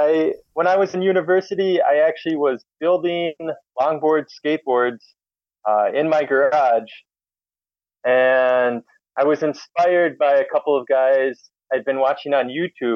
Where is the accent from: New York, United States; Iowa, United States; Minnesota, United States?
Minnesota, United States; moved away as an adult; also born or lived in Warsaw, Poland; I'm from Minnesota. That's in the U.S.